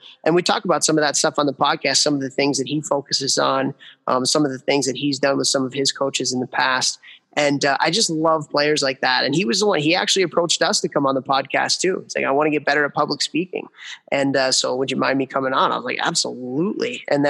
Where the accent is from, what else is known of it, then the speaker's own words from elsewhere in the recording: Chicago, Illinois, United States; I grew up in Chicago